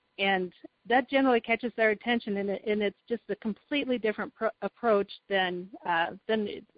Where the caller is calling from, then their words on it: Oskaloosa, Iowa, United States; Oh, I'm in a town called Oskaloosa, Iowa, and we're about 70 miles southeast of Des Moines, which is kind of smack in the middle of the state.